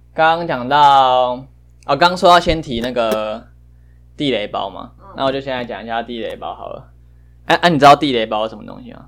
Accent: New Taipei, Taiwan; also born or lived in Changhua, Taiwan; 我是新北人 但是我大概六岁以前都是在彰化生活。然后我是中班还是大班才回来台北这样

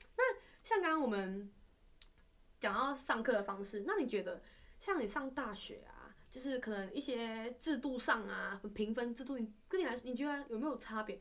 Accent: Malaysia; accent: Malaysian; moved away as an adult; now in Taiwan; 我们都来自马来西亚

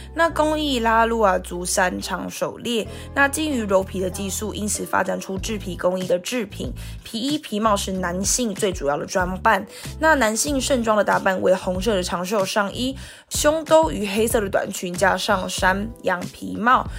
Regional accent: Guanshan, Taitung County, Taiwan; 我是来自台东关山德高达古范部落的阿美族

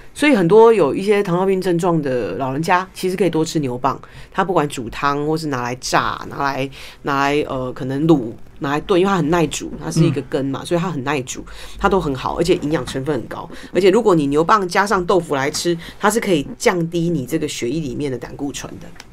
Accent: Taiwan; 我们其实台湾人喜欢吃海苔

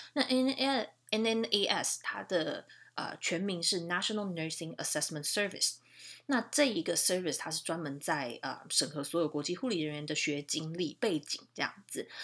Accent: Taiwan; moved away as an adult; now in Canada; 所以这个其实对我们台湾人来讲蛮吃亏的

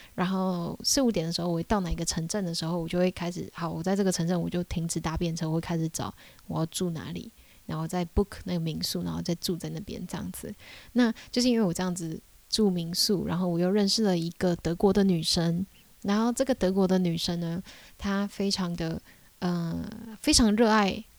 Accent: Taiwan; 我是台湾人

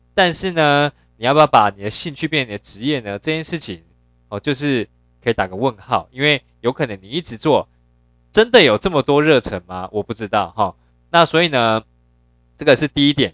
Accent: Yilan County, Taiwan; 我本身是在宜兰长大，哦，就是很乡下，然后很传统

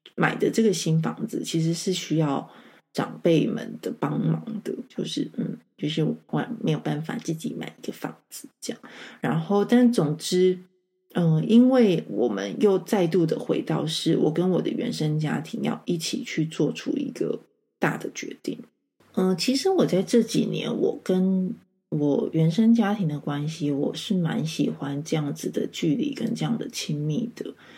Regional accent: Taichung, Taiwan; moved away as an adult; now in Taipei, Taiwan; 我是台中长大的孩子

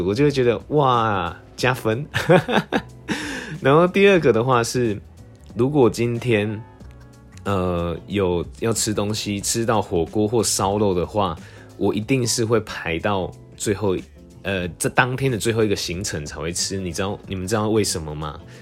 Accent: Tainan, Taiwan; moved away; also born or lived in Taipei; 因为我从小在台南

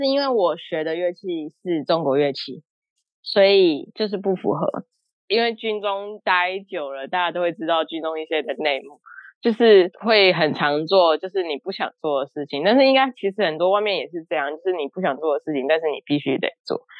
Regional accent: Kaohsiung, Taiwan; 我是高雄人，

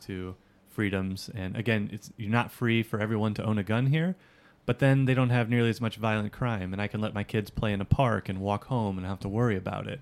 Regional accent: United States; also born or lived in Hawaii; now in Japan; I'm an American

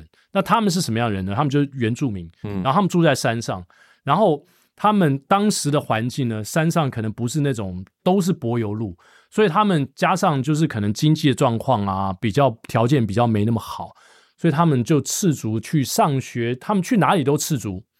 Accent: Hsinchu, Taiwan; 我小时候我在新竹长大

